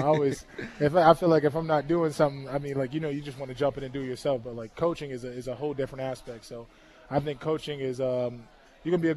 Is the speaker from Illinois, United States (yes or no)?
no; Buffalo, New York, United States; I grew up on the east side, on East Ferry, around East Ferry and Grider, East Ferry Projects